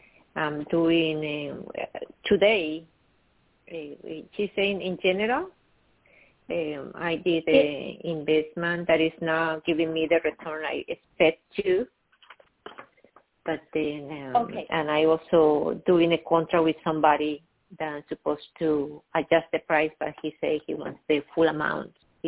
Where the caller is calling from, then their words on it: New York, United States; calling from New York